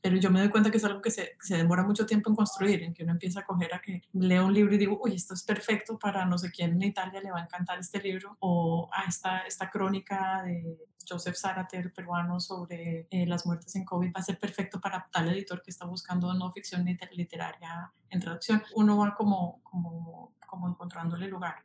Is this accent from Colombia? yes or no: yes; Colombia; moved away as an adult; also born or lived in Paris, France; now in New York, United States; soy colombiana, pero fui a la universidad en, en París